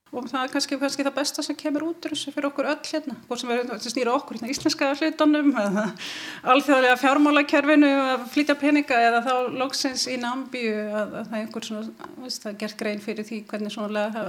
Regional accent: Ísafjörður, Westfjords, Iceland; ég er frá Ísafjörðu

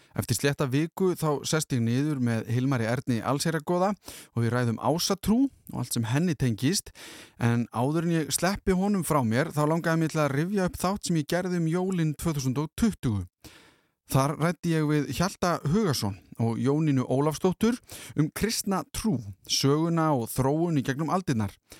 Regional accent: Iceland; við Íslendingar

